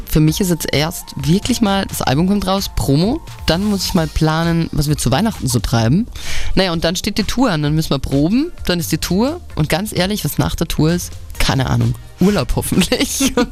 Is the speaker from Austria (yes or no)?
yes; Altenberg, Upper Austria, Austria; bei uns in Altenberg, das ist so ein kleines Kaff